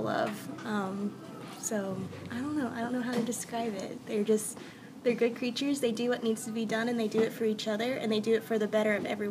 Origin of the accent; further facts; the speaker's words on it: Asheville, North Carolina, United States; I actually grew up here in Asheville. I left a little bit to go to college, and I came right back.